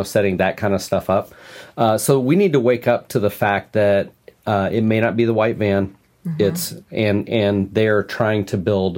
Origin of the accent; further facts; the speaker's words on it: Omaha, Nebraska, United States; I grew up in Omaha